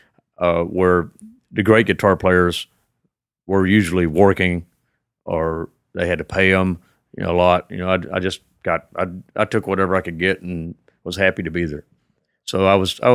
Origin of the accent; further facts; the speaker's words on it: Pasadena, United States; I came from Pasadena